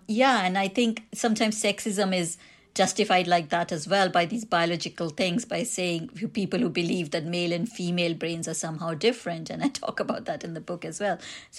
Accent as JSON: {"language": "English", "country": "India", "accent": "Indian", "said": "When I tell people I'm Indian, or if they hear me on the phone, I've got an Indian accent, they might be making certain judgments about me"}